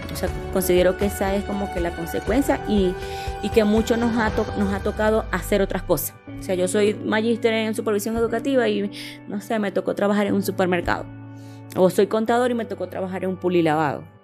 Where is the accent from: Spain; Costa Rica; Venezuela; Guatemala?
Venezuela; Maracaibo, Zulia; moved away as an adult; now in Colombia; la parte de este donde yo nací, que es Maracayo, por ser fronteriza, como que fue más fácil el emigrar